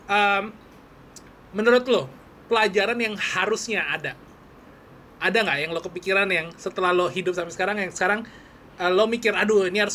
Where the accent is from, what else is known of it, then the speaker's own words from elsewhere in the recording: West Java, Indonesia; oh gue dapet bahasa Sunda karena gue Jawa Barat.